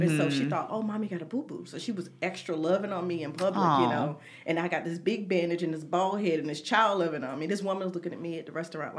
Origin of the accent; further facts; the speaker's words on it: the South, United States; And I grew up in the South with very long hair.